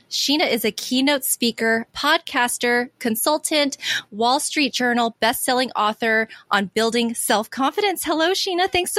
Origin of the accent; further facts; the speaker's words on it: United States; I was brought up mostly in a very American cultured environment, though my mom, who's Korean, she was born and raised in Korea